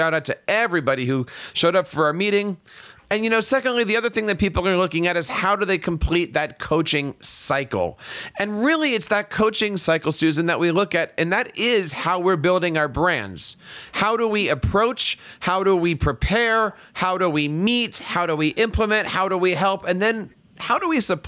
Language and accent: English; Philadelphia, Pennsylvania, United States; I'm a big Andy Reid fan growing up in Philadelphia